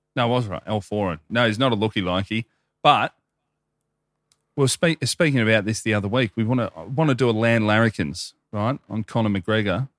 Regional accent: Melbourne, Victoria, Australia; growing up in Hoppers in the late nineties, early two thousands in the western suburbs of Melbourne there

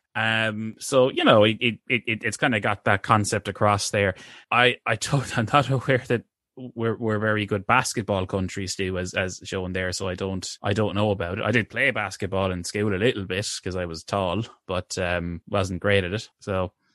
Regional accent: Ireland; green is sort of seen as our national colour

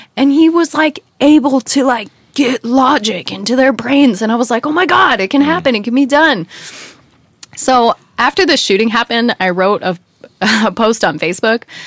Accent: United States; moved away; as an American

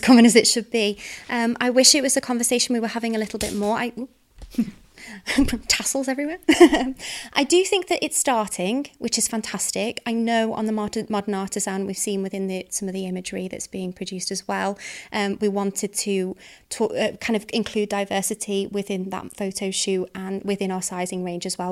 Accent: the Wirral, North West England, United Kingdom; I'm from the Wirral.

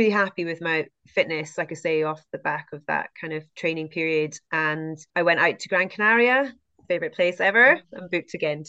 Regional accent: United Kingdom; And I'd never run in the Lake District before, you know, which is crazy being a British trail runner. But I hadn't until I went down to recce the course, because I, you know, I hadn't really been in the UK as a runner.

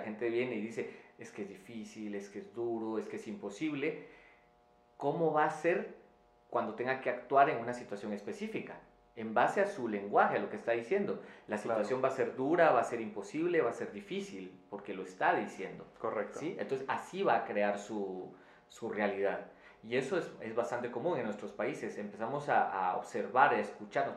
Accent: Quetzaltenango, Guatemala; en la ciudad donde yo, de donde yo vengo, en Quetzaltenango, en Guatemala

